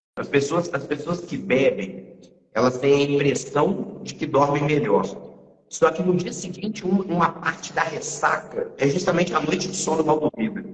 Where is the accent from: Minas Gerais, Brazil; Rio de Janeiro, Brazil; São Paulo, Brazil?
Minas Gerais, Brazil; três mineiros